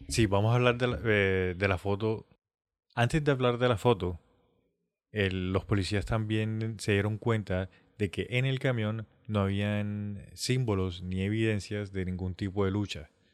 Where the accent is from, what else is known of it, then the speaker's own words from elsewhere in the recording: Colombia; nosotros si somos colombianos